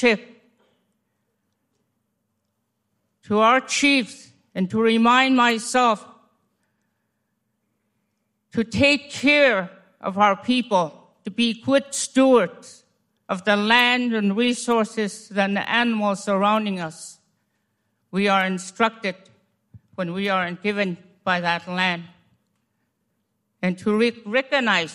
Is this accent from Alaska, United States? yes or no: yes; Fort Yukon, Alaska, United States; I'm from Fort Yukon, Gwich'aa, Zhee, 8 miles above the Arctic Circle